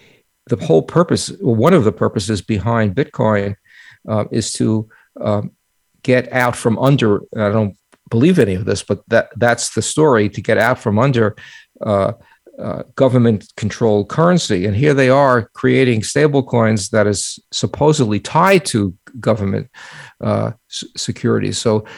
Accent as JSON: {"language": "English", "region": "New York", "country": "United States", "accent": "New York", "said": "I was afraid I would, you know, pick up my New York accent again."}